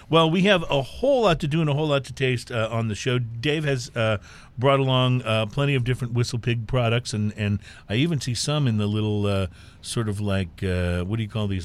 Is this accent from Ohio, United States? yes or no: yes; Dayton, Ohio, United States; moved away; also born or lived in Louisville, Kentucky; I was born just outside of Dayton, Ohio.